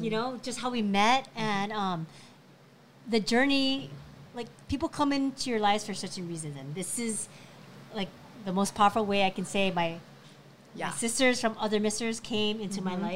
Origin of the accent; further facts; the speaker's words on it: Philippines; I'm Filipino